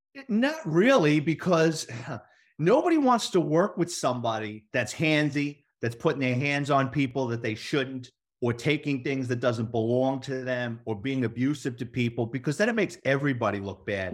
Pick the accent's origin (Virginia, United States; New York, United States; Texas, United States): New York, United States; New York City; moved away as an adult; now in Florida, United States; I grew up in the Bronx off the side of the Cross Bronx Expressway